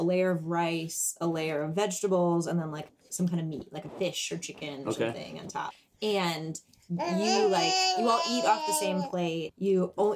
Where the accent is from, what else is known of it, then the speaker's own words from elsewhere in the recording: Wisconsin, United States; moved away; I'm from Wisconsin. If I was back in my hometown